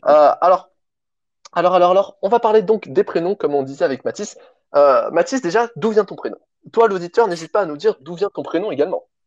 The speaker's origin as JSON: {"language": "French", "region": "Provence-Alpes-Côte d'Azur", "country": "France", "said": "je viens de Provence"}